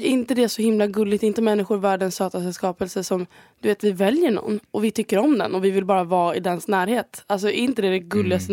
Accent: Sweden; moved away as an adult; now in Spain; jag är bara så svensk

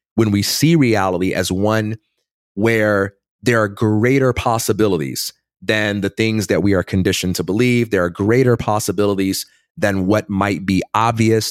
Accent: Chicago, Illinois, United States; also born or lived in Westchester, Illinois; I grew up in Chicago, Illinois, and I am the son of a pastor

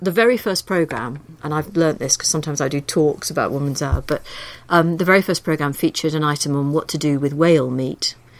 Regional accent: Liverpool, North West England, United Kingdom; moved away as an adult; I grew up in Liverpool

